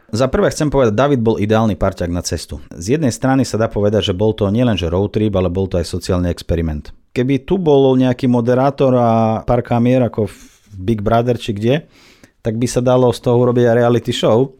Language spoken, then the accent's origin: Slovak; Minsk, Belarus; first language Russian; Slovak is a second language; now in Slovakia; ja ruštinou vládam, vlastne to je môj materinský jazyk. Ja som sa narodil v Bielorusku, v Minsku